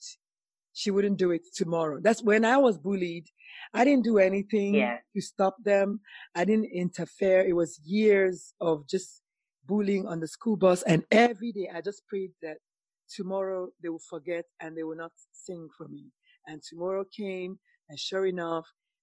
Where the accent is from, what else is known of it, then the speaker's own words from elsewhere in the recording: Nigeria; moved away; also born or lived in South Carolina; as a Nigerian woman